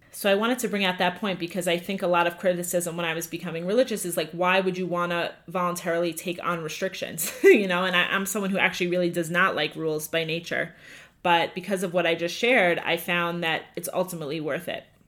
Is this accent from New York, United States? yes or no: yes; Five Towns, Long Island, New York, United States; also born or lived in Hewlett, New York; I grew up in the Five Towns